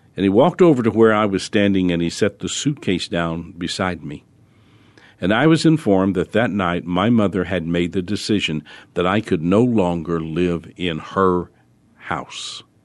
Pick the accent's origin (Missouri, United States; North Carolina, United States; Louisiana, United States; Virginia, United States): Louisiana, United States; New Orleans; I was born in New Orleans